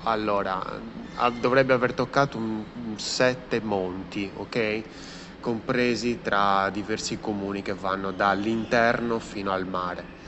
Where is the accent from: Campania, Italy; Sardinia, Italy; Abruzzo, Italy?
Sardinia, Italy; moved away; è bruciata parte della mia terra